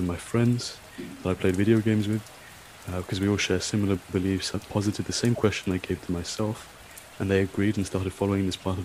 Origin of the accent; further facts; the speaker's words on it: London, United Kingdom; also born or lived in Scotland; I'm from London, England, and I'm currently studying in Scotland for my master's